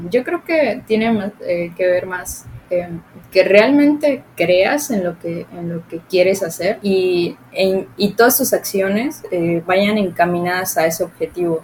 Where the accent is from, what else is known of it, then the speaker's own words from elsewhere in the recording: Cenotillo, Yucatán, Mexico; yo soy de Cenotillo, de un municipio